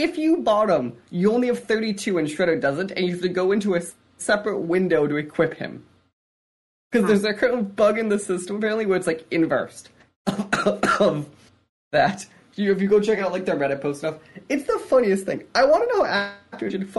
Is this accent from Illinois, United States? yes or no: yes; Chicago, Illinois, United States; I grew up around Chicago